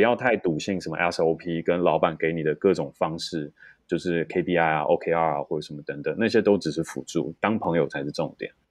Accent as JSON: {"language": "Chinese", "country": "Taiwan", "said": "我们台湾人太不把压力当一回事"}